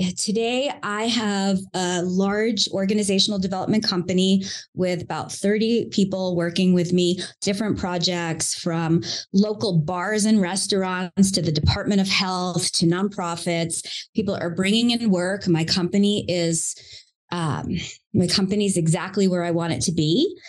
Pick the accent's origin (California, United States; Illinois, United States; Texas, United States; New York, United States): New York, United States; Long Island; accent: Long Island; I grew up in Long Island, New York, and you will not hear the accent unless I talk too much to you. I have lost it now, thank goodness.